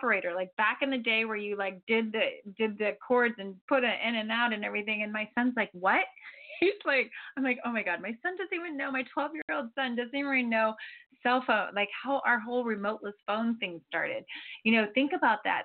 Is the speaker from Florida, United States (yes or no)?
yes; Florida, United States; now in Santa Barbara, United States; I'm from Florida